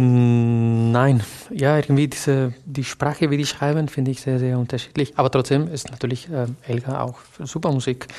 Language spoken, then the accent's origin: German; a small town south of Valencia, Valencian Community, Spain; German is a second language; moved away as an adult; also born or lived in Barcelona; now in Germany; ich bin in Barcelona geboren, aber eigentlich bin ich in, einem, in einer kleinen Stadt südlich von Valencia äh, groß geworden.